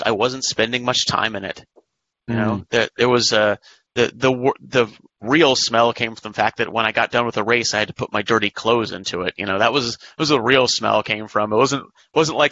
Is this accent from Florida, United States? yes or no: no; San Diego, California, United States; San Diego 100, one of my hometown races